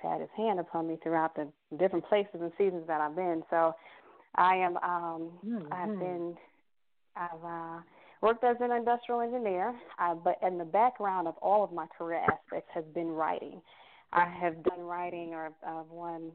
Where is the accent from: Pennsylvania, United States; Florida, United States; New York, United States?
Florida, United States; Miami Gardens; I am originally from Miami, Florida. I grew up, you know, with my mother and my brothers and sisters out of Carroll City, Florida